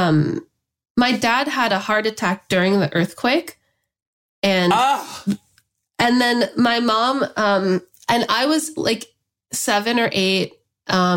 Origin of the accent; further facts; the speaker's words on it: Los Angeles, California, United States; I grew up in the San Fernando Valley.